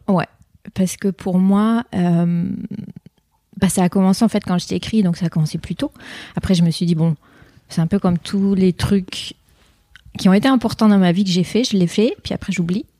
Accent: France; first language French; moved away as an adult; j'ai quitté la France donc il y a 25 ans. Donc j'ai passé plus de temps à l'étranger que dans mon pays natal

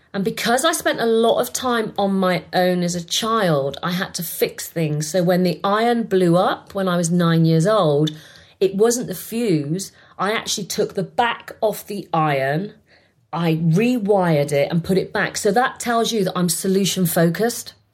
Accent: Bath, South West England, United Kingdom; I was born in England. I was born in Bath and I was born in a council estate

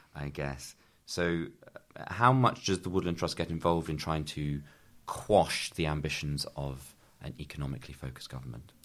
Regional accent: New Forest, South East England, United Kingdom; also born or lived in Corfe, Dorset; I'm from the New Forest traditionally, originally

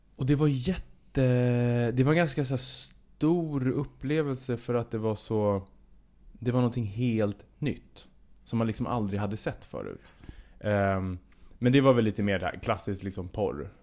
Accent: Södertälje, Stockholm County, Sweden; i Södertälje, där jag är ifrån

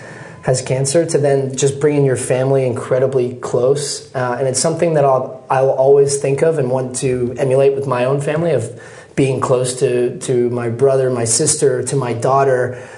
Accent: Texas, United States; also born or lived in Scotland, United Kingdom; When I was born in Scotland, my dad would be going to work 8-9 hours a day at least, just to give his family a better life. They made a big decision, took my wife, my mom, and the kids, and we moved to Texas.

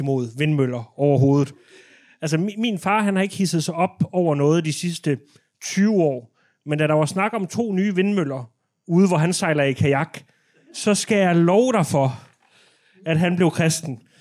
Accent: west coast of Jutland, Denmark; det er ude ved vestkysten, hvor jeg er fra

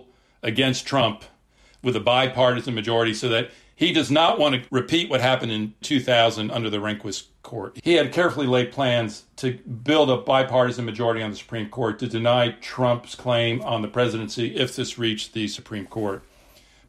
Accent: United States; accent: American; also born or lived in Britain; now in United Kingdom; I'm obviously an American

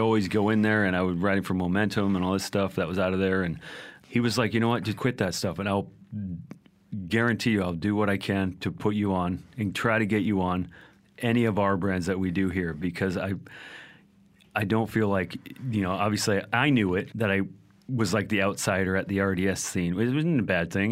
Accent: Vancouver, British Columbia, Canada; I was from Vancouver

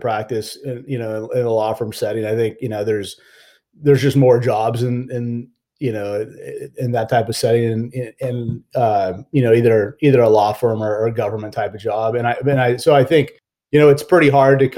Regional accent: Fullerton, California, United States; I grew up in Orange County in Fullerton, California

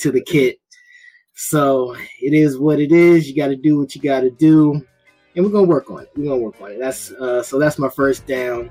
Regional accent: Baltimore, Maryland, United States; my hometown of Baltimore

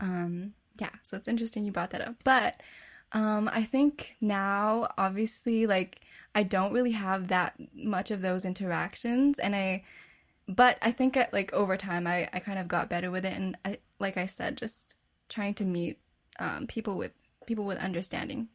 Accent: Winnipeg, Manitoba, Canada; I was born and raised in Winnipeg, Canada, to a Filipino family

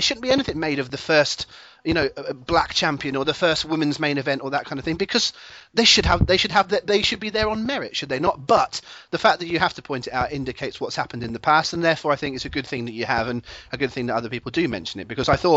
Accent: England, United Kingdom; I am an Englishman

